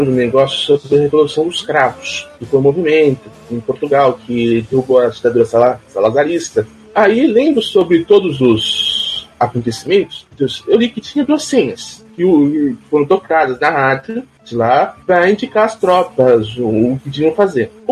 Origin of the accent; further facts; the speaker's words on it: São Paulo, Brazil; sou estado de São Paulo, moro em, quer dizer, moro na divisa entre Taboão da Serra e São Paulo, lado tabonense.